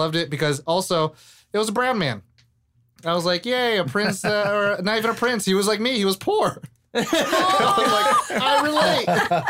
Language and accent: English; California, United States; I grew up in California